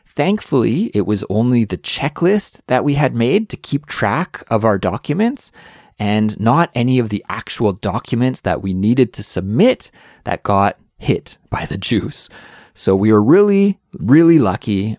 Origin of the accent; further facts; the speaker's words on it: Canada; moved away as an adult; now in Seoul, South Korea; I'm originally from Canada, but now I live in Seoul, South Korea